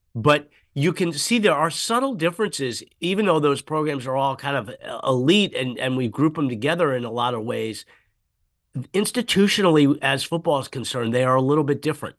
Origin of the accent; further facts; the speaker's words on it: Washington, District of Columbia, United States; now in San Jose, United States; I grew up in the snow back before global warming when it used to snow in Washington, D C